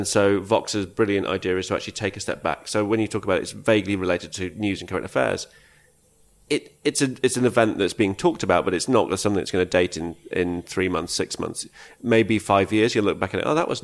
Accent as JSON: {"language": "English", "town": "Leeds", "region": "Yorkshire and the Humber", "country": "United Kingdom", "tie": "born or raised there", "said": "born in Leeds and brought up in Leeds and that's my hometown"}